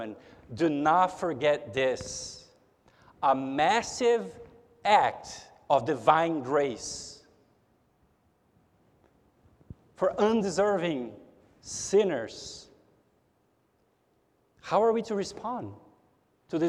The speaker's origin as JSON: {"language": "English", "region": "São Paulo", "country": "Brazil", "tie": "born or raised there", "also_born_or_lived": "United States", "moved": "yes", "lives_now": "Houston, United States", "said": "I am a Brazilian, and I'm a naturalized citizen of the United States. I have two passports. But even though I am a citizen of the United States, I'm not a native from the United States. I was born in Brazil. I was born in São Paulo."}